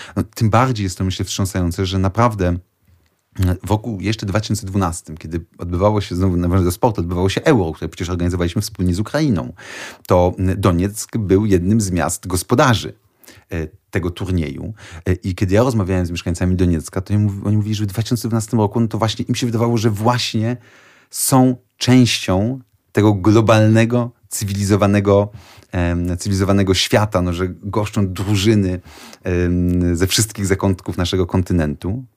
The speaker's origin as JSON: {"language": "Polish", "country": "Poland"}